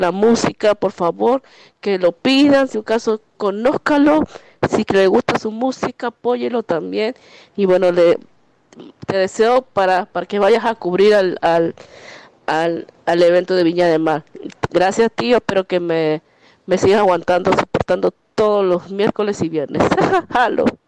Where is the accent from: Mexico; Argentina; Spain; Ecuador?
Ecuador; como ecuatoriana